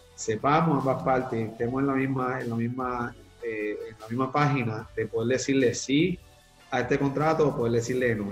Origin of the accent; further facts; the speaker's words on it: Puerto Rico; soy este, puertorriqueño, nací y criado aquí en la isla de Puerto Rico